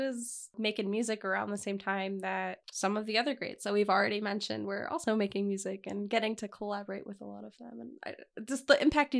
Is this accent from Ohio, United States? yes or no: yes; Ohio, United States; born there; I genuinely forget that I was born in Ohio. I don't know how I forget, but I do. Because I've lived here my whole life.